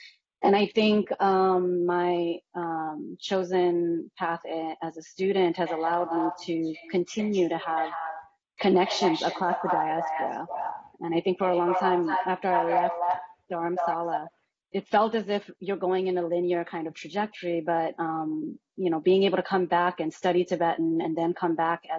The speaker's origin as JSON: {"language": "English", "region": "Massachusetts", "country": "United States", "tie": "born or raised there", "said": "And I think that's basically been my experience growing up in Massachusetts too."}